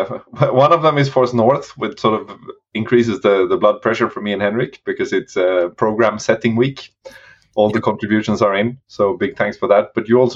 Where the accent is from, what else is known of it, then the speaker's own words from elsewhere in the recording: Sweden; accent: Swedish; we do it in like a proper Swedish accent.